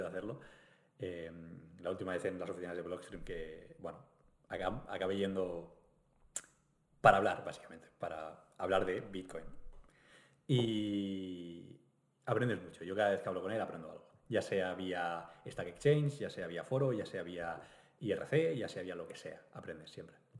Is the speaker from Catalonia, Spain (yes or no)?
yes; Catalonia, Spain; nos pasa a los catalanes